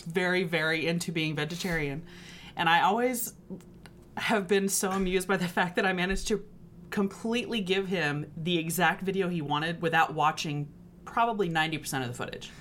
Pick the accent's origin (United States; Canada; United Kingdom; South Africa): United States; Texas; moved away as an adult; also born or lived in Connecticut; now in Brooklyn, United States; I grew up in Texas.